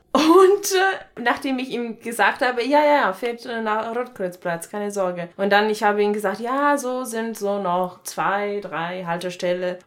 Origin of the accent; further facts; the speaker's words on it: Italy; German is a second language; moved away as an adult; now in Germany; ich komme eigentlich aus Italien, wohne aber hier seit acht Jahren